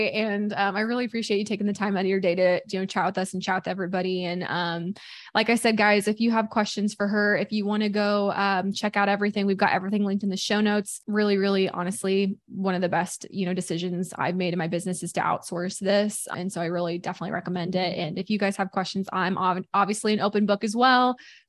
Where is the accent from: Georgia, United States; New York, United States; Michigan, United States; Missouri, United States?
Missouri, United States; We did that growing up all the time, had fish fry, but I'm from Missouri. So it was always like catfish that we did, like fish fry catfish.